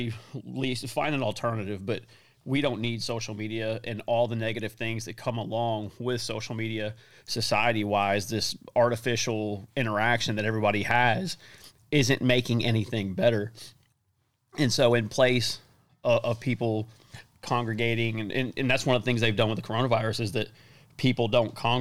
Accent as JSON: {"language": "English", "country": "United States", "said": "as American men"}